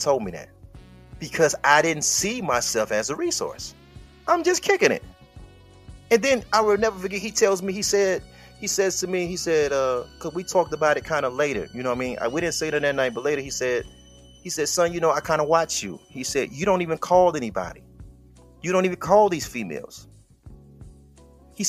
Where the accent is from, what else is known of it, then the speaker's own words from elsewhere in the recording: Detroit, Michigan, United States; I'm from Detroit